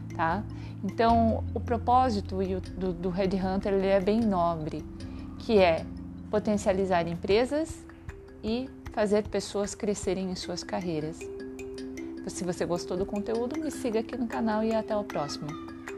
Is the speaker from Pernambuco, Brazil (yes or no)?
no; Santa Catarina, Brazil; moved away as an adult; also born or lived in Joinville; now in São Paulo, Brazil; Eu sou natural de Santa Catarina e mudei para São Paulo em 2004